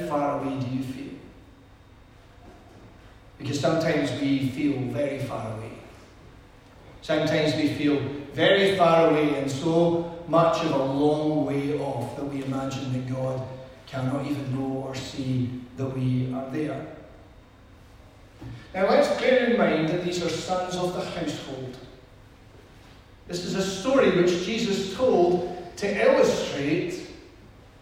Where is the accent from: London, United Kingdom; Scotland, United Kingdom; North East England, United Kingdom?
Scotland, United Kingdom; Edinburgh; we're from Edinburgh.